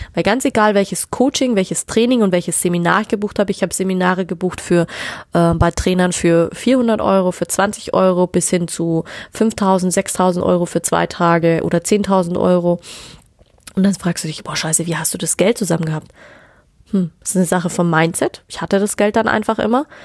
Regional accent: Munich, Bavaria, Germany; ich komme aus München

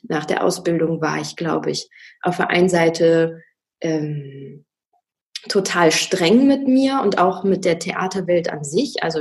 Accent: Wolfsburg, Lower Saxony, Germany; also ich bin in Wolfsburg aufgewachsen und ähm, da ist alles so recht solide

